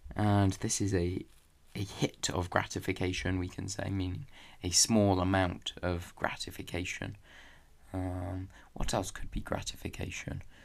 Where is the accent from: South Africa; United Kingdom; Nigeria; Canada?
United Kingdom; England; even if I am from England and maybe I talk like an Englishman